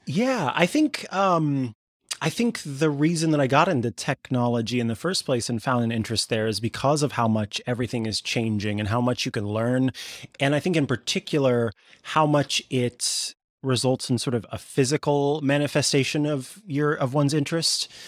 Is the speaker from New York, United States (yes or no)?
no; Missouri, United States; I grew up in Missouri